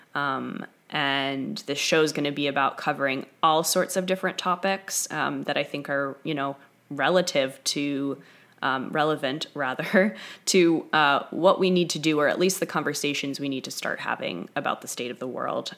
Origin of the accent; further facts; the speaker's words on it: New York, United States; moved away as an adult; now in Topanga, United States; I'm from New York originally, so I've lived in Southern California for about five years